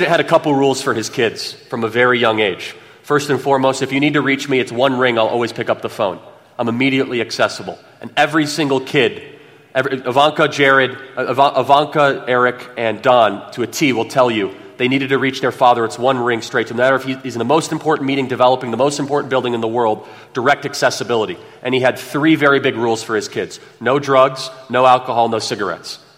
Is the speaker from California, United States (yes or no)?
yes; California, United States; We're all from California.